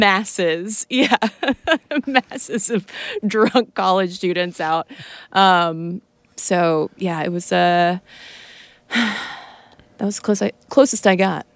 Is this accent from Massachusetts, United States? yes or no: no; Athens, Georgia, United States; now in Atlanta, United States; I grew up in Athens, Georgia